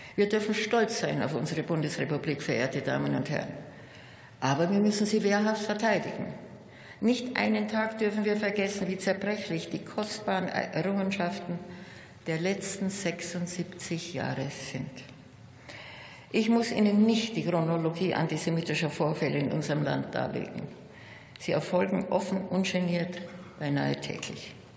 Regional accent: Munich, Bavaria, Germany; In meiner Heimatstadt bildet das jüdische Gotteshaus wieder eine Symbiose mit der Frauenkirche und dem Rathaus

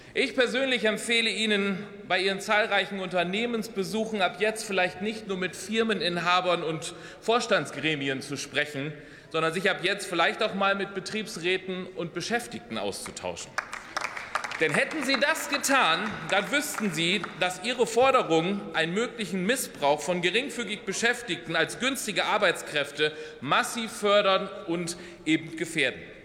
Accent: Oldenburg Münsterland, Lower Saxony, Germany; im Oldenburger Münsterland, meiner Heimatregion

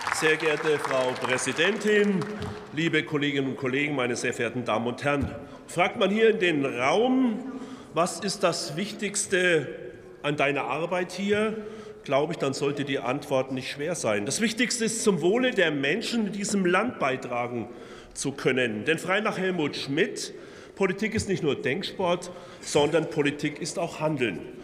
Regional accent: Franconia, Bavaria, Germany; ich komme ja aus Franken

